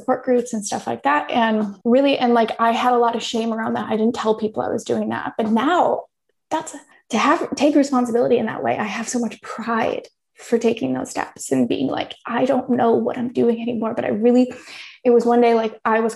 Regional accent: United States; moved away as an adult; also born or lived in Thailand

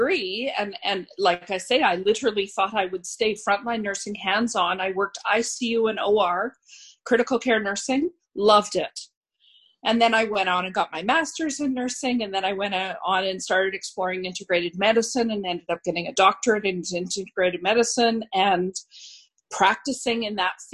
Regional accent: Scotland, United Kingdom; now in Canada; as a Scotswoman

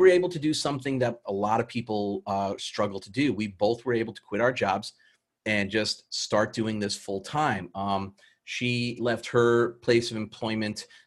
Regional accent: New York City, New York, United States; moved away as an adult; I grew up in New York City in Queens

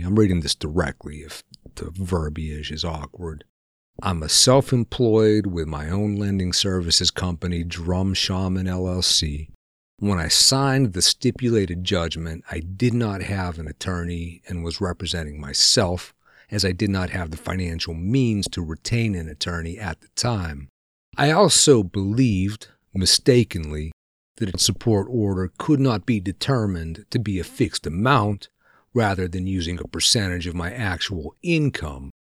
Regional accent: Pennsylvania, United States; We're both from Pennsylvania, which is a no bullshit area

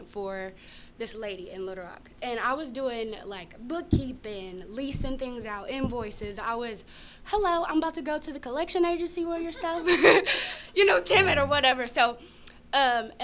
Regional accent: Grady, Arkansas, United States; I'm from Grady, Arkansas

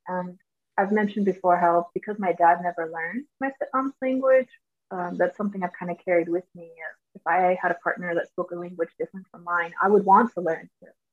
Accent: Georgia, United States; first language English; moved away; growing up in Georgia, we had a large uh, Hispanic population.

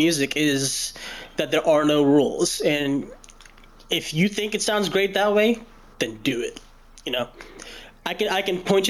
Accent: Louisville, Kentucky, United States; I was born in Louisville, Kentucky, and it's where I reside now

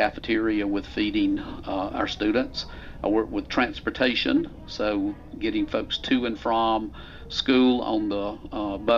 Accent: Griffin, Georgia, United States; I grew up the road in Griffin, so not too far away, but I'm a product of Griffin Spalding County Schools and graduated

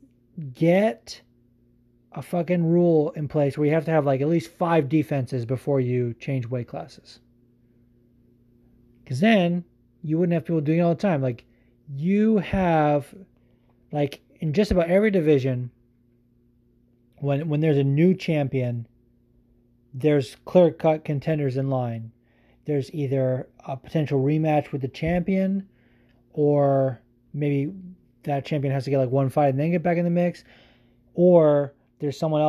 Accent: California, United States; I'm from California

